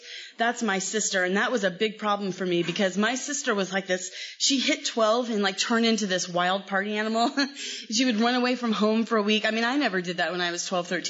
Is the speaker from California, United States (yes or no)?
yes; Los Angeles, California, United States; I'm from L.A. I was born in Los Angeles